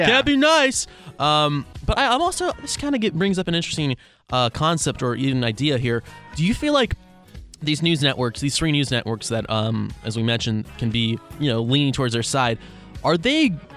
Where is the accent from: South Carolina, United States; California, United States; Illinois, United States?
California, United States; Sacramento; born or raised there; moved away as an adult; also born or lived in Roseville; now in Seattle, United States